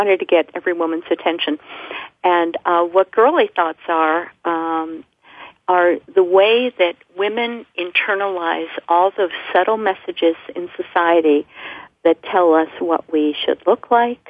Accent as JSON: {"language": "English", "region": "New York", "country": "United States", "also_born_or_lived": "Alabama", "said": "I was from New York"}